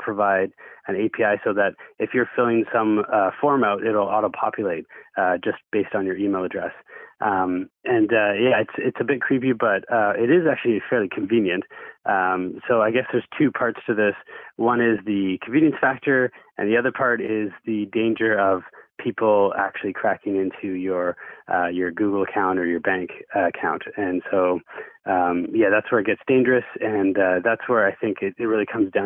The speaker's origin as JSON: {"language": "English", "area": "the Okanagan", "region": "British Columbia", "country": "Canada", "moved": "yes", "said": "I'm from the Okanagan originally, and I mean, getting a truck was a rite of passage"}